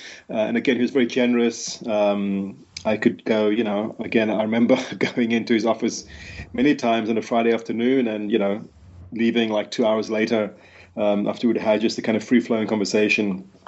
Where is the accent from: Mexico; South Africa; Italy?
South Africa; Cape Town, Western Cape; I was someone who was born and raised in Cape Town in South Africa.